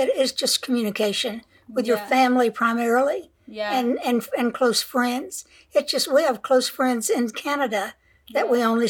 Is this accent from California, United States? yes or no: yes; San Diego, California, United States; I grew up in San Diego